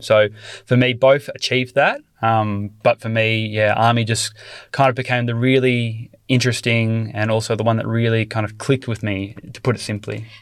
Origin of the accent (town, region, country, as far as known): Australia; born or raised there